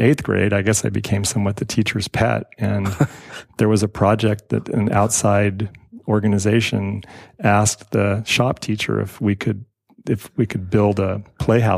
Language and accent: English; Carmel, California, United States; I grew up in Carmel